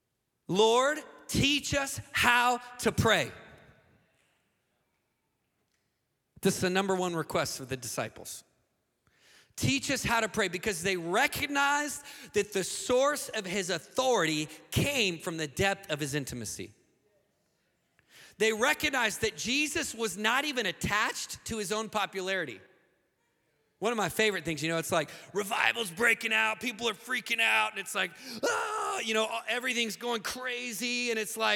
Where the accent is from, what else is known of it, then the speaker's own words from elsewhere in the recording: United States; in the most hostile nation as an American